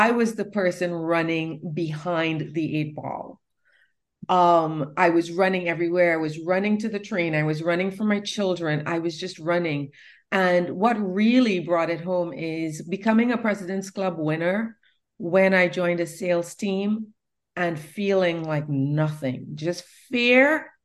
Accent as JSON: {"language": "English", "country": "Trinidad & Tobago", "also_born_or_lived": "New York City", "moved": "yes", "lives_now": "North Carolina, United States", "said": "I came from Trinidad, a third world nation"}